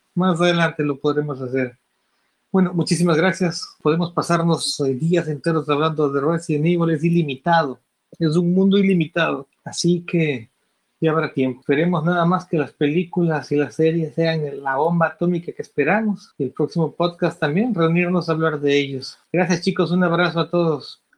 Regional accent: Ecuador; Yo llevo la comunidad de zombies aquí en mi país, que es Ecuador.

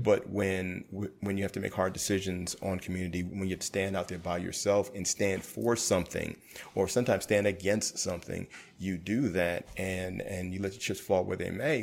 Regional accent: New York City, New York, United States; I grew up in Brooklyn when I was younger

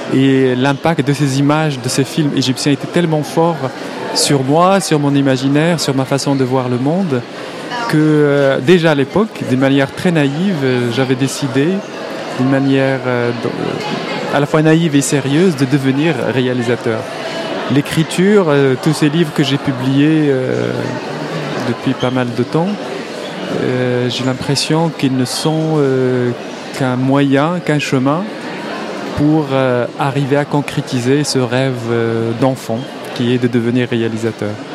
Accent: Morocco; first language Arabic; French is a second language; moved away as an adult; moi j'ai grandi au Maroc, j'ai vécu 25 ans au Maroc, j'ai ma langue maternelle, ma langue première, ma langue euh, de toujours, c'est l'arabe

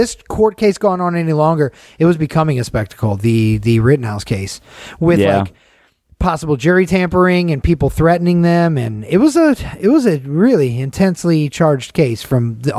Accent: Las Vegas, Nevada, United States; I'm just from Vegas. No tan.

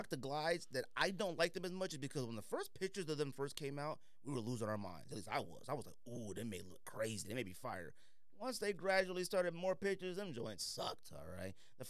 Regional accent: Arizona, United States

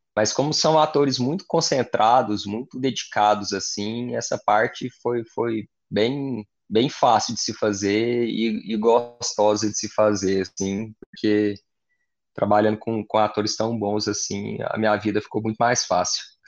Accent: Goiás, Brazil; eu cresci em Goiás

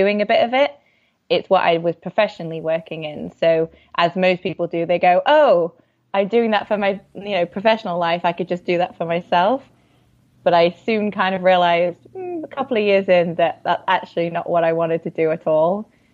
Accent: Yorkshire and the Humber, United Kingdom; moved away; also born or lived in Bali / Taiwan; I'm from Yorkshire. Yorkshire is a very big county, but yeah, so kind of the northern England area

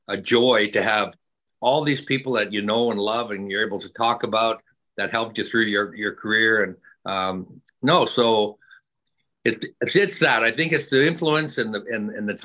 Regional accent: Saskatchewan, Canada; moved away; Early growing up in Saskatchewan, obviously Canada, growing up on a ranch with family

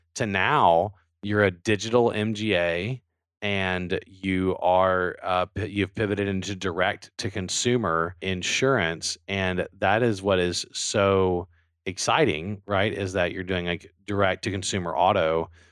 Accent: Louisiana, United States; I'm from Louisiana

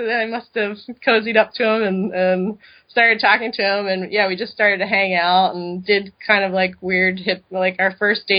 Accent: East Coast, United States; now in Madison, United States; which I didn't know because I grew up in the East Coast. I knew nothing about the Midwest. So we ended up in Madison, and that was 12 years ago, and we still live there.

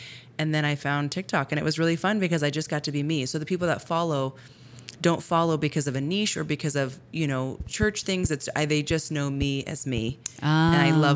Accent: Sedona, Arizona, United States; I grew up in Sedona, my hometown I love so much

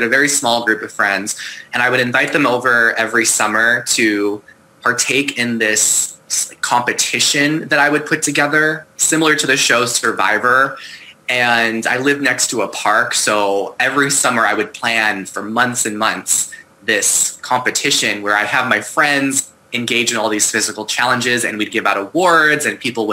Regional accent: Long Island, New York, United States; moved away as an adult; also born or lived in Boston / China / Vancouver, Canada; now in Seattle, United States; I'm originally from Long Island, New York

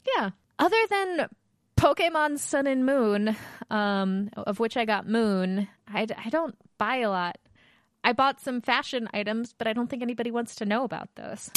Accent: Baltimore, Maryland, United States; moved away; I am from Baltimore, where Under Armour's from

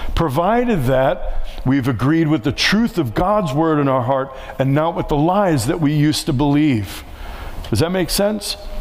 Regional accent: New York City, New York, United States; moved away; I grew up in New York City. I was right next to the projects where I grew up

